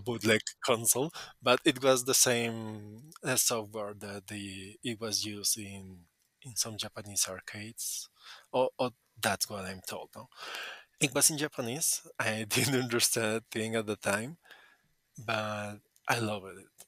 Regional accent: Colombia; English is a second language; I'm from Colombia

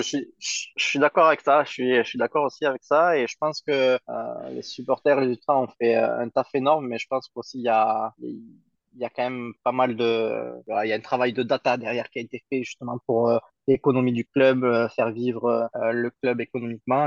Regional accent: Toulouse, Occitania, France; je suis né à Toulouse, je suis euh, toulousain pur souche

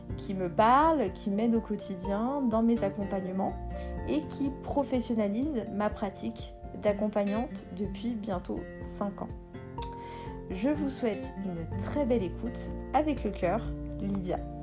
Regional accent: Béjaïa Province, Algeria; je suis née en Algérie. Euh, donc je suis kabyle berbère. Je, je viens de la euh, wilaya de Béjaïa

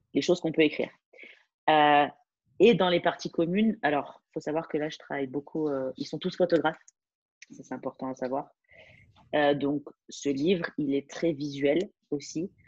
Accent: France; moved away as an adult; je, suis française

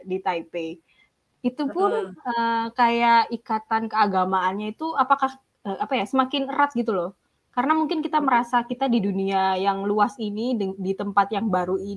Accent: Malang, East Java, Indonesia; Masa sih aku tuh dari kecil sampai gede tuh di Malang terus

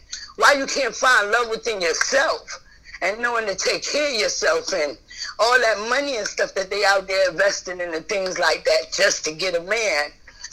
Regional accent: New York, United States; now in Atlanta, United States; I'm really from New York

